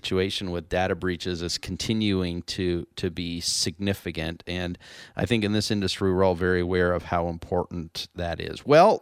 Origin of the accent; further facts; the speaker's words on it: Cambridge, Ontario area, Canada; That's my hometown area